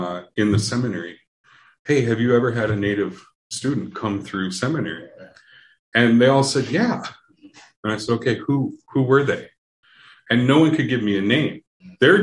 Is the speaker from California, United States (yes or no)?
no; Minneapolis–Saint Paul, Minnesota, United States; I grew up in the Twin Cities. Lived here my whole life